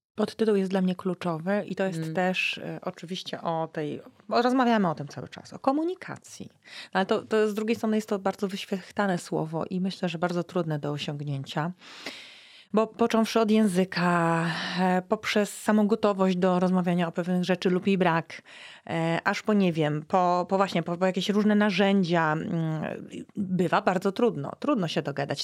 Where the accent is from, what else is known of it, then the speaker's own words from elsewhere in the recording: West Pomeranian Voivodeship, Poland; z profesorem Bodnarem pochodzimy z zachodniopomorskiego województwa. Jesteśmy ziomkami